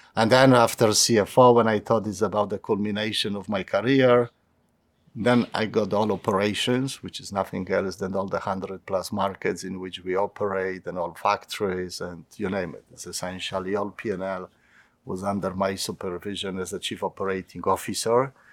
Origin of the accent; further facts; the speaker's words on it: Poland; also born or lived in London; my hometown